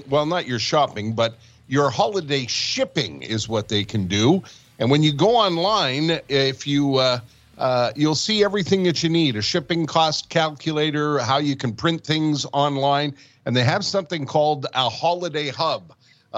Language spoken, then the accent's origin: English; Montreal, Quebec, Canada; also born or lived in Winnipeg / Calgary; born and raised in Montreal